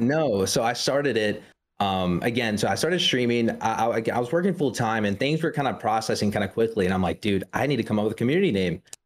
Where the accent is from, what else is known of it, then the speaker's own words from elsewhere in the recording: South Carolina, United States; I'm from South Carolina.